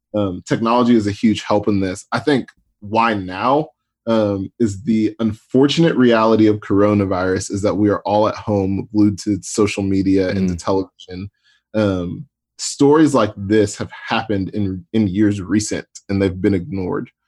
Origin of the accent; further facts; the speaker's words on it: Atlanta, Georgia, United States; I grew up in Atlanta